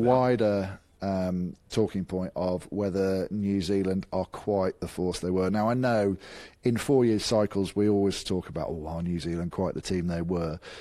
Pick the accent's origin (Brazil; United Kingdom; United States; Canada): United Kingdom; England; I'm English